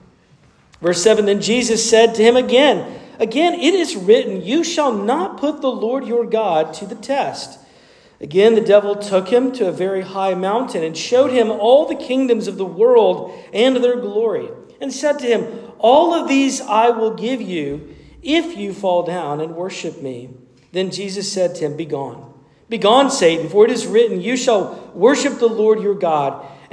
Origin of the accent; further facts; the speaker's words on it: Asheville, North Carolina, United States; my home state and even in my hometown of Asheville